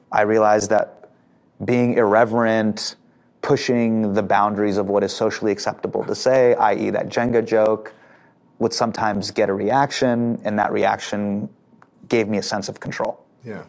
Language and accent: English; Davis, California, United States; I grew up in Davis, which is right by Sacramento